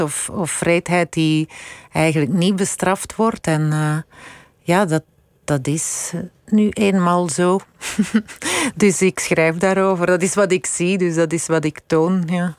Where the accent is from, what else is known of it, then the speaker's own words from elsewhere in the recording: Londerzeel, Flanders, Belgium; also born or lived in Dendermonde / Brussels / United States; ik ben eigenlijk eh, opgegroeid in, in Londerzeel. Ik, ik ben in Dendermonde alleen maar geboren.